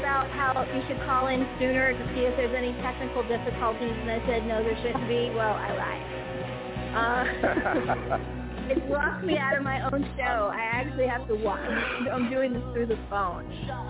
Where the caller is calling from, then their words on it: Greensboro, North Carolina, United States; I'm calling from North Carolina, in Greensboro to be exact.